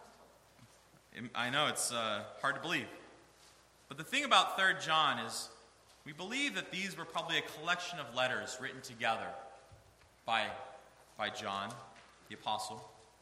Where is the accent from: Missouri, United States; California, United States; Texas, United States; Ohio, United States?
Ohio, United States; Northeast; I grew up in Northeast Ohio